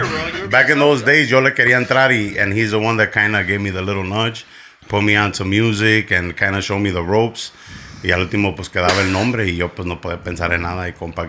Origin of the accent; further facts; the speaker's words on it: Chicago, Illinois, United States; Back of the yards way. Then after back of the yards, we moved a little bit over towards like 43rd and Western.